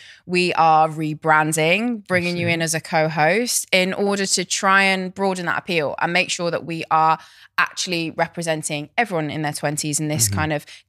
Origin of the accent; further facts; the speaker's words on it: near Cheltenham, South West England, United Kingdom; Cheltenham is like near my hometown.